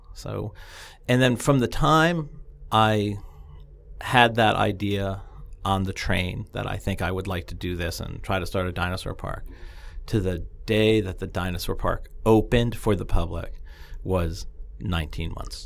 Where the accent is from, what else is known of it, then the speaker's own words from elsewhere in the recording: New Jersey, United States; I grew up in North Jersey, just outside of New York City, so I knew the, the area.